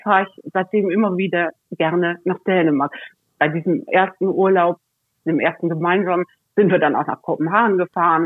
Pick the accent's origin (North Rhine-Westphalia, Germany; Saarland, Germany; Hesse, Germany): North Rhine-Westphalia, Germany; Cologne area; moved away; also born or lived in Northern Germany; ich komme aus dem, aus dem Kölner Raum